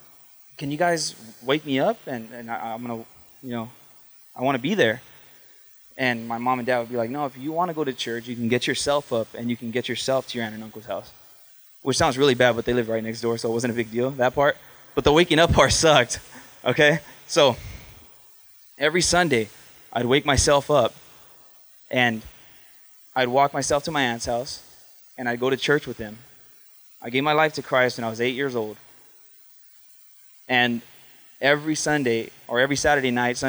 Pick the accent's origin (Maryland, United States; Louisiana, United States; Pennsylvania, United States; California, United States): California, United States; Huntington Park; I grew up in Huntington Park, California. It's in Los Angeles